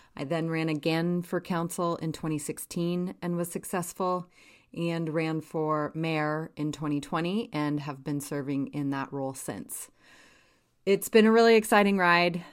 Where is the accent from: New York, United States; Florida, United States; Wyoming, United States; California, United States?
Wyoming, United States; Jackson; moved away as an adult; also born or lived in Washington, D.C.; I grew up in Jackson, and my family owned a small hotel.